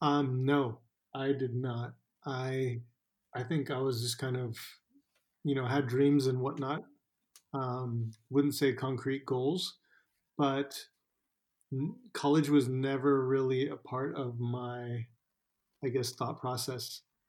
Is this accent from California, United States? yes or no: yes; Bay Area, California, United States; also born or lived in Sydney, Australia; now in San Francisco, United States; From the Bay Area, Greater Bay Area